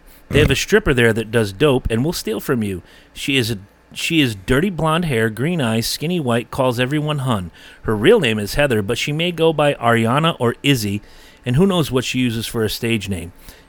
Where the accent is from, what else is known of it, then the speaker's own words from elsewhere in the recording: Canada; Yeah, here's my rainbow money. I'm from Canada.